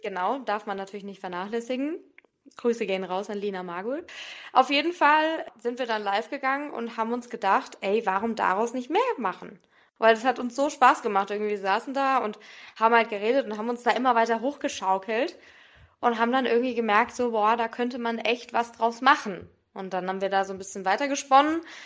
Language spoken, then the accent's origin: German; Wiesbaden, Hesse, Germany; also born or lived in Darmstadt; ich komme aus Wiesbaden